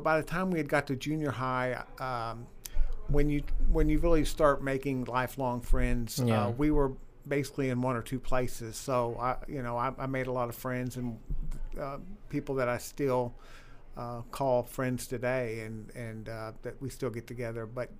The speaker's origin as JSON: {"language": "English", "town": "Mountain View", "region": "Arkansas", "country": "United States", "tie": "born or raised there", "said": "So basically from junior high through high school, I grew up in Arkansas."}